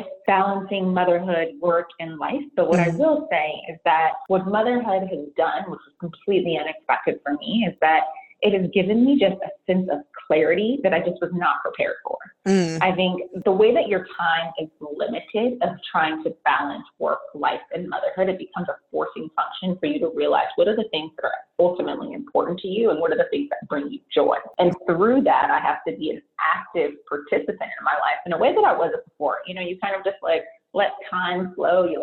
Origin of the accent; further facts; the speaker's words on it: San Francisco Bay Area, California, United States; born and raised in the San Francisco Bay Area